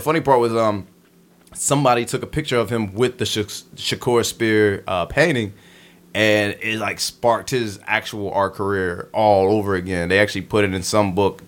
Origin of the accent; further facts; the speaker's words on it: Baltimore, Maryland, United States; moved away; also born or lived in Crown Heights, Brooklyn; I'm from Baltimore, but I used to live in Crown Heights.